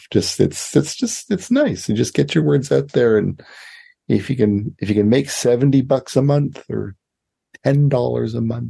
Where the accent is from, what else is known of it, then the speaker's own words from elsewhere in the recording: Canada; as a Canadian author, I like to joke